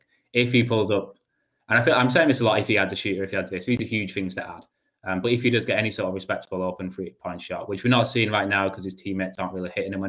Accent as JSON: {"language": "English", "region": "England", "country": "United Kingdom", "said": "I'm English"}